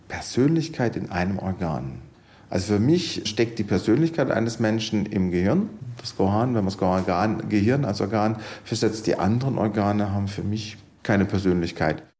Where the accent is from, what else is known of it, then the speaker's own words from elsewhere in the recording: Baden-Württemberg, Germany; moved away as an adult; now in Homburg, Germany; Ich komme ursprünglich aus dem Badischen und bin dann zum AIP 1995 hier in die Nephrologie gekommen.